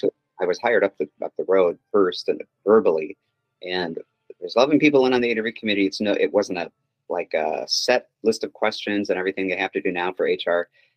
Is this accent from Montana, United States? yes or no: no; Anoka, Minnesota, United States; moved away as an adult; now in Saratoga, United States; I grew up in Minnesota, a suburb of Minneapolis, Anoka, Minnesota. And I still go back every summer to the Boundary Waters